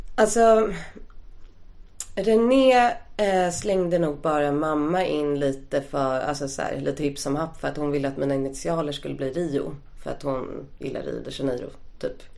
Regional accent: Stockholm, Stockholm County, Sweden; Jag är uppvuxen på Östermalm

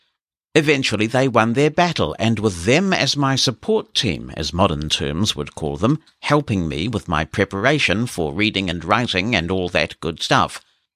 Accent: Glasgow, Scotland, United Kingdom; I grew up in Glasgow, a tough city at any time, but one during that period still dominated by religious splits, almost akin to that of Belfast in Northern Ireland.

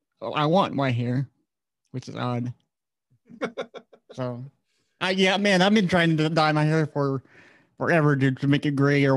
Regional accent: Florida, United States; also born or lived in Virginia / Austin, Texas; Florida and Virginia were like the main two places we live mostly at. I was born in Austin, Texas, so I don't remember it.

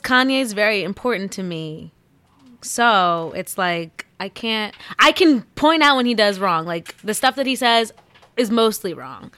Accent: New Jersey, United States; I'm from Central

